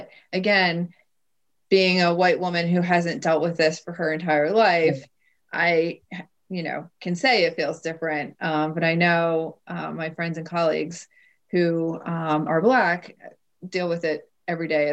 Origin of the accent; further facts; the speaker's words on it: Bucks County, Pennsylvania, United States; I grew up in Bucks County